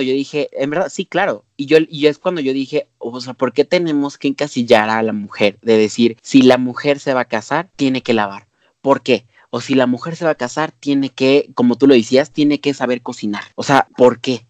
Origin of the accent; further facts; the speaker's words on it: Mexico; nosotros como mexicanos